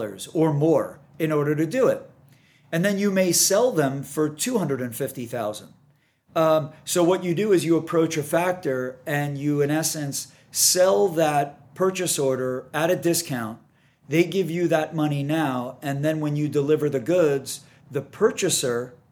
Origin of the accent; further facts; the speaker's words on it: New York, United States; moved away as an adult; now in San Diego, United States; I'd only lived in New York. Right. And the grind in New York, as I'm sure many of your listeners that live in New York or have spent extended time in New York, the grind is a real thing. And I love it. I don't get me wrong. I'm a New Yorker at heart